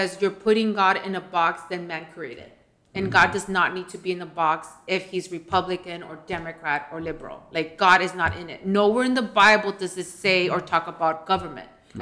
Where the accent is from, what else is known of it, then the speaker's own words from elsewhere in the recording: United States; here from the Valley